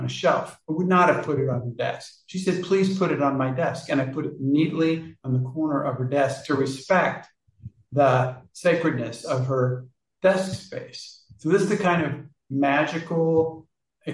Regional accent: Kansas, United States; I was born in Kansas.

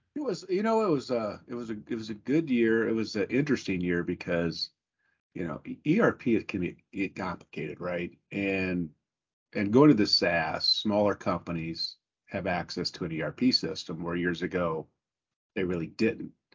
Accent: South Bend, Indiana, United States; growing up in South Bend and being in that place before

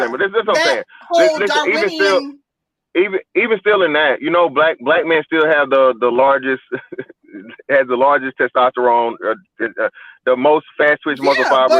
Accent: Georgia, United States; Okay, yeah, I'm from Georgia, so I know in Georgia that's by 56%. I mean, I'm down here in Florida.

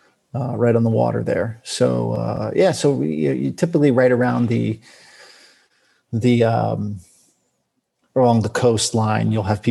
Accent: Florida, United States; moved away; also born or lived in California; I grew up in Florida, most of my, and then left here, lived most of my life though in California and then moved back to Florida just, in 2018.

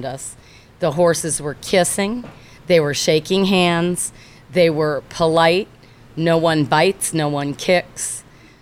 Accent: Chicago, Illinois, United States; moved away as an adult; also born or lived in Evanston, Illinois / Barrington, Illinois / Naperville, Illinois / Florida; I was born in Evanston, raised in Barrington and Naperville

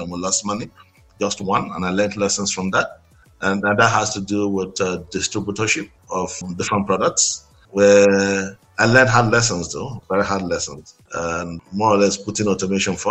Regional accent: Nigeria; I'm a Nigerian. I'm born. I was born in Nigeria, and I schooled in Nigeria, and then I only just travel out to do business and I come back

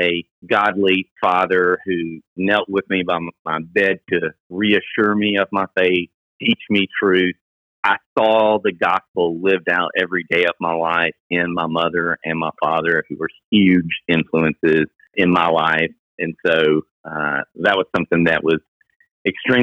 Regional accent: Millington, Tennessee, United States; we grew up in Millington

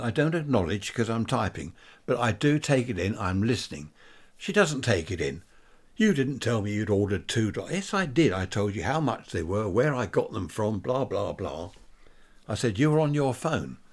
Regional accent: Worthing, South East England, United Kingdom; Worthing, my hometown.

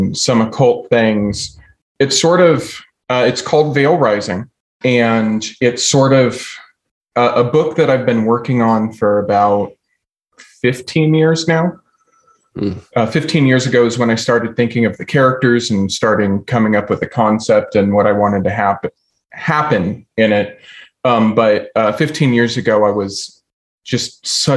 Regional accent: Downey, California, United States; I grew up in Downey, California

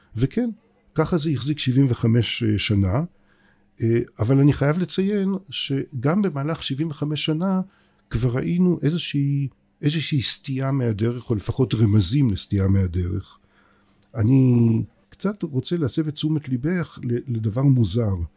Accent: Israel; אני בתור בן הארץ הזאת

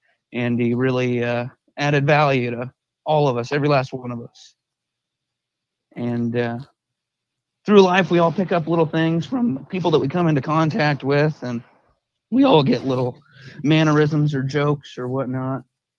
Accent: Oregon, United States; I'm from Oregon.

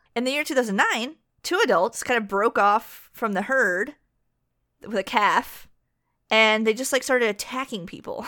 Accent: United States; I'm an American

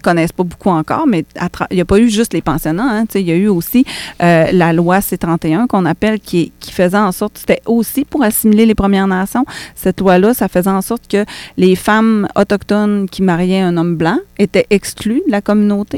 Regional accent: Quebec, Canada; je suis née au Québec puis que je suis autochtone

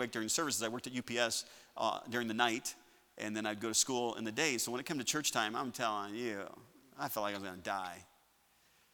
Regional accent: Chicago, Illinois, United States; I'm a northerner. I'm from Chicago. I mean, just that area

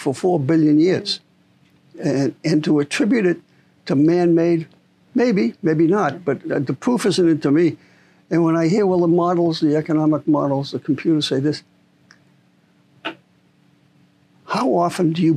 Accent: Boston, Massachusetts, United States; moved away; I'm originally from Boston

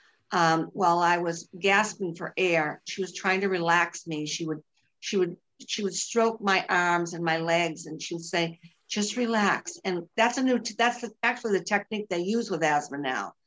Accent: Boston, Massachusetts, United States; accent: Bostonian; now in Virginia, United States; I am from Massachusetts, but I live in Virginia, but nobody could miss my Bostonian accent.

